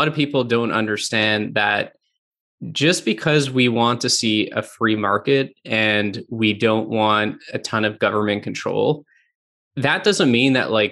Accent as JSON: {"language": "English", "country": "Canada", "said": "I'm from Canada"}